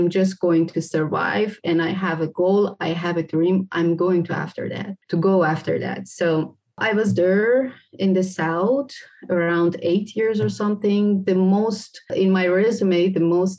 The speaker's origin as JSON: {"language": "English", "area": "Caspian Sea area", "region": "northern Iran", "country": "Iran", "tie": "born or raised there", "moved": "as an adult", "said": "I was born in the north part of Iran, around Caspian Sea. And I grew up there and I studied there."}